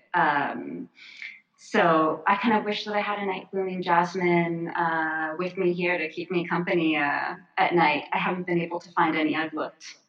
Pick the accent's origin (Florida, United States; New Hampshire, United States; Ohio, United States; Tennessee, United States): Florida, United States; when I was a kid, I grew up in Florida